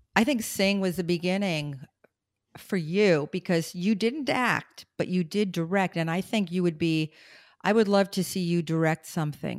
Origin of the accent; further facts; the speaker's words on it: New York City, New York, United States; moved away; I'm still the girl from Brooklyn